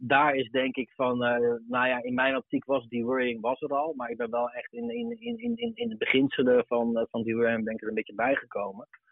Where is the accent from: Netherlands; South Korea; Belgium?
Netherlands; Arnhem, Gelderland; kom ik zelf oorspronkelijk uit Arnhem. Ehm, daarin zat ik op de basisschool